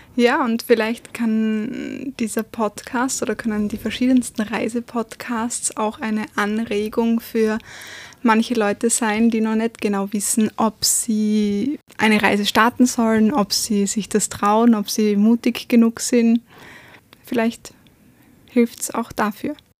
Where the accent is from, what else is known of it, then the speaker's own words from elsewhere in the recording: Graz, Styria, Austria; aus der Steiermark